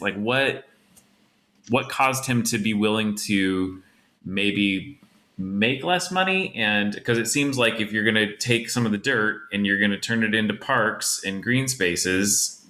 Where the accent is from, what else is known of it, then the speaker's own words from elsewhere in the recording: Spokane Valley, Washington, United States; I grew up in the Valley